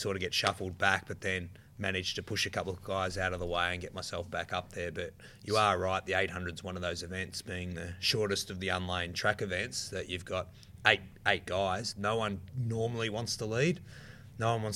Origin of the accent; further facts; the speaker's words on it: Australia; being an Australian